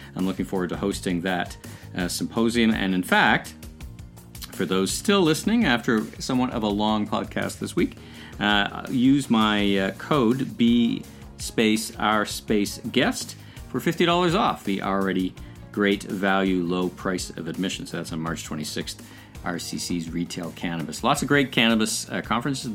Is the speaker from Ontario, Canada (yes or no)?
yes; Ottawa, Ontario, Canada; in the Bywood Market in Ottawa, my hometown